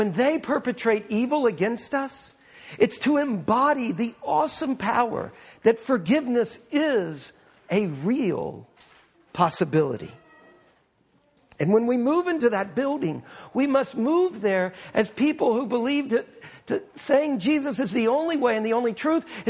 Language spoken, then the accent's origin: English; New Orleans, Louisiana, United States; I was born in New Orleans